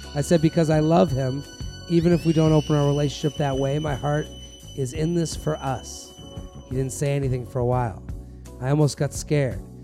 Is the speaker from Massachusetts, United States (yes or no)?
yes; Massachusetts, United States; I'm from Massachusetts